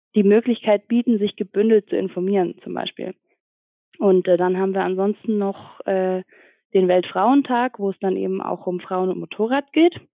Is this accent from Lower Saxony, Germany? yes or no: no; Ingolstadt, Bavaria, Germany; moved away as an adult; now in Munich, Germany; ich komme auch eigentlich aus Ingolstadt und äh, wohne jetzt mittlerweile seit fünf Jahren, glaube ich, in München